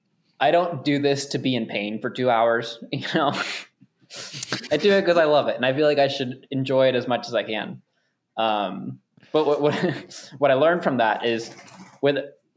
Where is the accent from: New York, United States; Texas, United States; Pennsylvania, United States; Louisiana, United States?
Texas, United States; Houston; I was enjoying my hometown